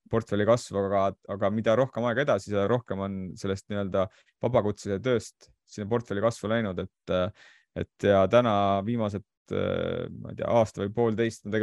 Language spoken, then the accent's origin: Estonian; Saare County, Estonia; now in Tallinn, Estonia; kuna ma tulin Saaremaalt Tallinnasse, siis mul ei olnud nagu eriti valikut